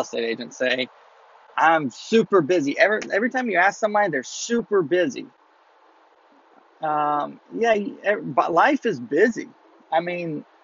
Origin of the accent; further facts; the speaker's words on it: Mobile, Alabama, United States; I'm from Mobile, Alabama.